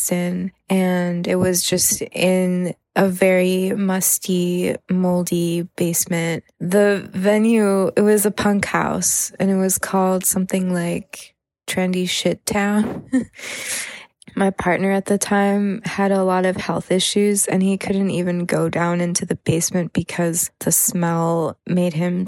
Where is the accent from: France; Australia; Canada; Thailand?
Thailand; growing up in Thailand, I didn't have access to gigs really